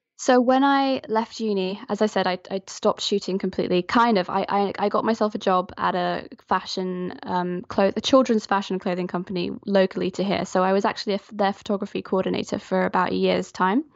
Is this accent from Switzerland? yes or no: yes; Geneva, Switzerland; moved away as an adult; also born or lived in London; now in Falmouth, United Kingdom; I'm actually from Switzerland. I grew up in Geneva until I was eighteen, and then I moved over to Falmouth, where I live now, for university